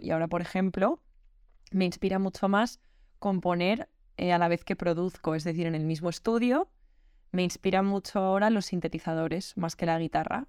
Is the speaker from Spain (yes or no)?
yes; Madrid, Community of Madrid, Spain; soy una artista de Madrid